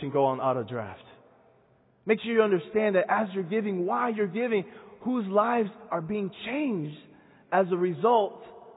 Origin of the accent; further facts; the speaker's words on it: Santo Domingo, Distrito Nacional, Dominican Republic; Dominican Republic. This is my hometown. Santo Domingo. That's where I'm from.